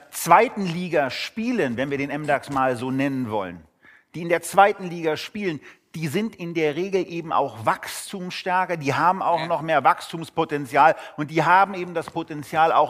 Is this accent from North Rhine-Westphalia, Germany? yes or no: no; Berlin, Germany; Als Berliner ist man da geneigt, Geschichten darüber zu erzählen.